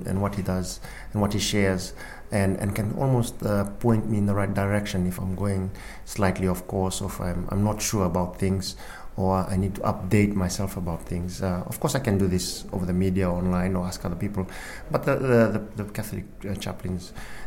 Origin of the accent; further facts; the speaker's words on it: Fiji; moved away; I was born in Fiji, hence the name